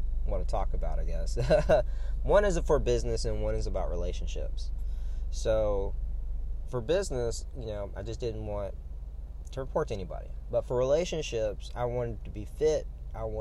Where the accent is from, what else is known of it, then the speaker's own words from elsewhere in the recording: Louisiana, United States; now in Florida, United States; I'm from Louisiana